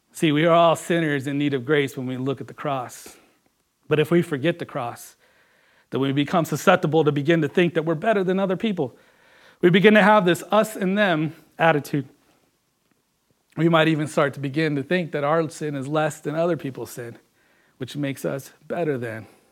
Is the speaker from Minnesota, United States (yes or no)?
no; Washington, United States; also born or lived in California; growing up here, coming from California. I remember coming into Washington